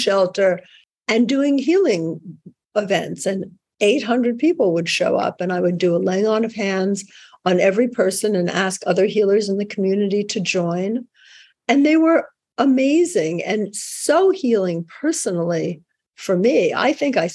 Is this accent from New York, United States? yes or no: yes; New York, United States; I'm a New Yorker